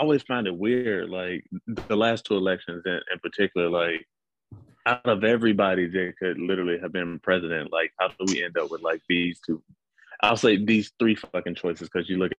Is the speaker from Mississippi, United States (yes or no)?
yes; Mississippi, United States; moved away; I'm from Mississippi, like, so racism was like, it was second nature, like, to the point where like I almost, like, until I left Mississippi, I didn't really like grasp how bad it was because it was all I grew up around.